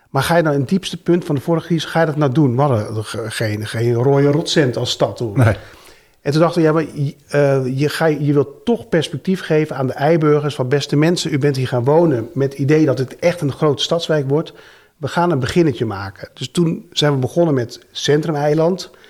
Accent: Netherlands; Dat kunnen we wel als Nederlanders, land maken.

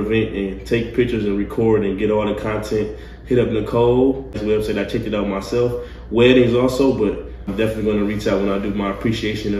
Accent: Detroit, Michigan, United States; now in Nashville, United States; I'm from Detroit

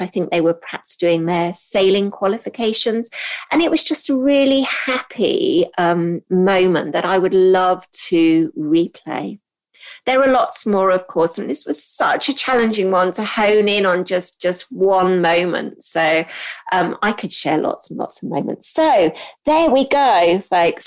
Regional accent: Hong Kong; also born or lived in United Kingdom / United States; now in England; I grew up in Hong Kong

